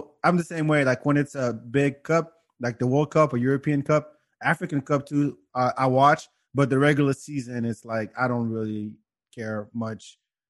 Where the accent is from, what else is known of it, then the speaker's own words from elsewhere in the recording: France; also born or lived in Senegal; now in Texas, United States; I was born here in Senegal, but I grew up in France and now I live in Texas.